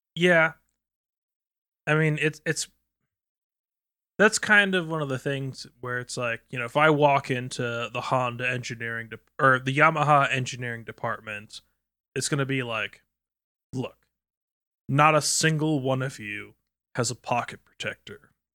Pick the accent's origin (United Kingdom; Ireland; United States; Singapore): United Kingdom; as British citizens